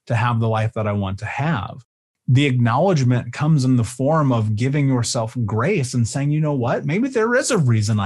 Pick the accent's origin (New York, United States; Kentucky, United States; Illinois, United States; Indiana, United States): Indiana, United States; Indianapolis; I grew up in Indianapolis.